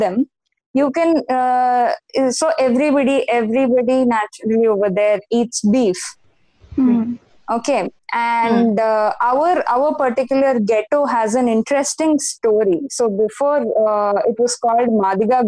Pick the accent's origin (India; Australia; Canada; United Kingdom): India; Nazira, Assam; I actually grew up in Assam. I grew up in Nazira.